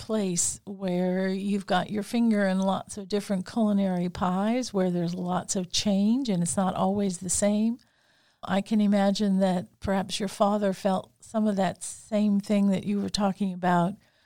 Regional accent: New Orleans, Louisiana, United States; I'm half Italian, but I grew up in New Orleans

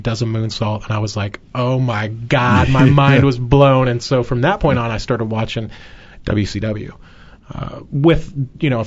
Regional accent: Los Angeles, California, United States; we grew up in Southern California, in Los Angeles

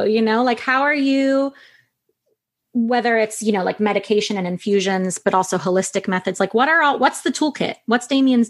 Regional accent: New York, United States; we're both from New York. We grew up in a culture where you get up and you go, go, go, go, go.

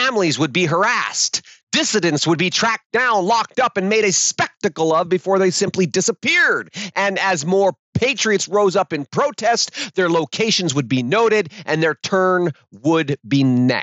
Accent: United States; we American patriots

